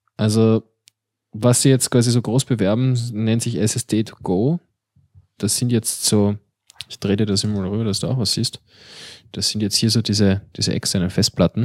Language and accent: German; Austria; wir Österreicher